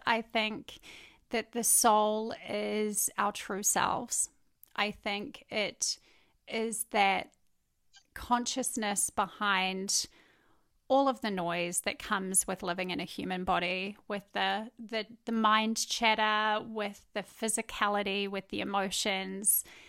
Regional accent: New Zealand; Basically, I met my husband in New Zealand. He's American. I'm obviously a New Zealander.

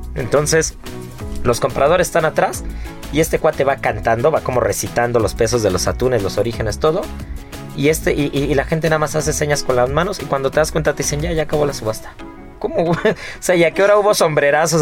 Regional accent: Mexico; como buen mexicano

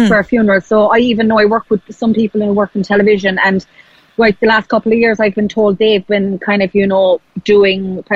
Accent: Ireland; now in United Kingdom; I'm Irish

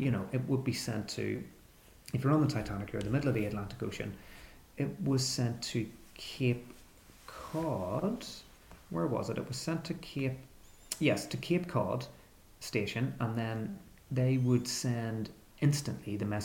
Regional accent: Belfast, Northern Ireland, United Kingdom; I'm actually from Belfast

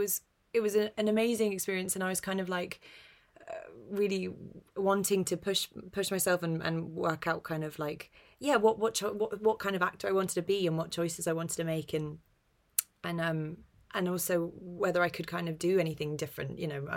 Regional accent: London, United Kingdom; I grew up in North London. My accent's very neutral

